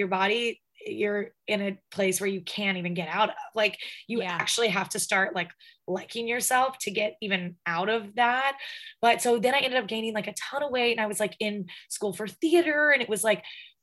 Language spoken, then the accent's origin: English; the South, United States; I'm from the South.